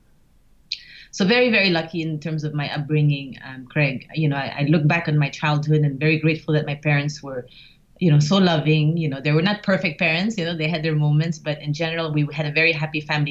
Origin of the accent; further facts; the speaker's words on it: Philippines; moved away as an adult; also born or lived in Japan / United States / France / Singapore; I was born in the Philippines. I grew up there most of my life